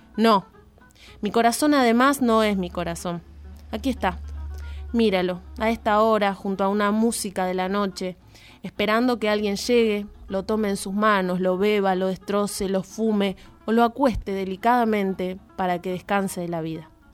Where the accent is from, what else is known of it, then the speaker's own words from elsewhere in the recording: Jáuregui, Buenos Aires Province, Argentina; Yo, siendo de Luján, yo soy de Jauregui específicamente